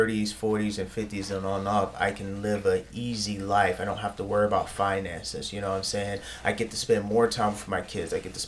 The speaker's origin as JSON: {"language": "English", "region": "Michigan", "country": "United States", "said": "I had no accent. I'm from Michigan"}